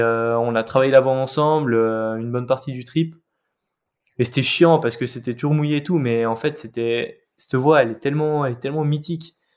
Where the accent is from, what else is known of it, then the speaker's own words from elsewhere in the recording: Geneva, Switzerland; moved away as an adult; now in Valais, Switzerland; la seule falaise de Genève, là où j'ai grandi